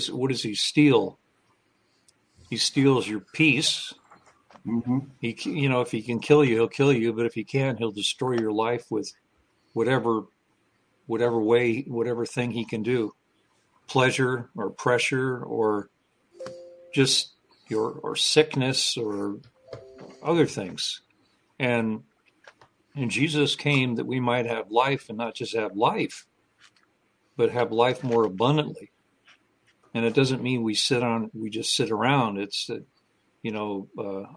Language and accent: English; San Francisco, California, United States; moved away; I grew up in the San Francisco Bay Area